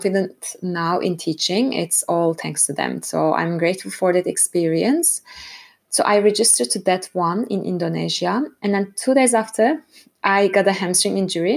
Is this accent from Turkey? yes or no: yes; Istanbul, Turkey; moved away as an adult; now in Frankfurt, Germany; I'm originally from Istanbul, Turkey, and I have been living in Germany for over 5 years, currently based in Frankfurt.